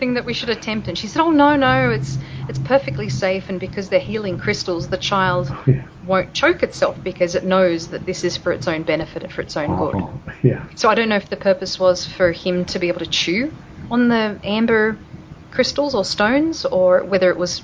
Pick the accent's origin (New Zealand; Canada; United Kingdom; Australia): Australia; moved away as an adult; also born or lived in California; now in Denver, United States; I'm an Aussie, I'm Australian, and I've lived in the States. This is my 13th year now.